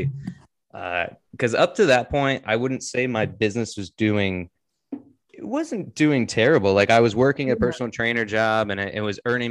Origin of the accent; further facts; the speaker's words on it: Connecticut, United States; I'm from Connecticut